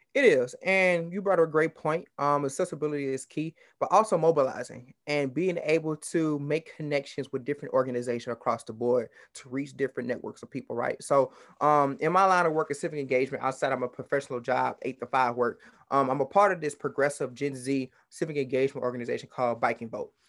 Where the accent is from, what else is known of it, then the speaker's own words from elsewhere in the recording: Baton Rouge, Louisiana, United States; I'm from Baton Rouge, Louisiana